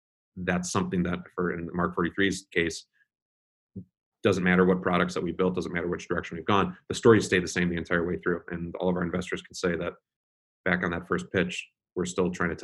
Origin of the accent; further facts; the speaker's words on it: Chicago, Illinois, United States; moved away; I'm a Chicagoan at heart. My family's back there and a lot of my really good friends are back there.